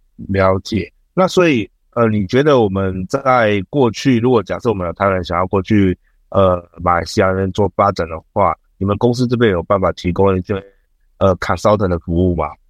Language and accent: Chinese; Taiwan; 像我们现在台湾人嘛